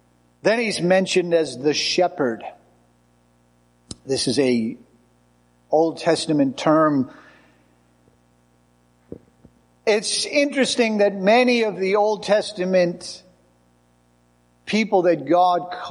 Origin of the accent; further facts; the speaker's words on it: United States; as American tourists